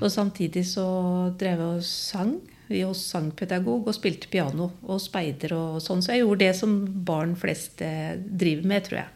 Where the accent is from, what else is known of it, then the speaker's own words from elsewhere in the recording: Skien, Telemark, Norway; jeg vokste opp på Gråtamoen i Skien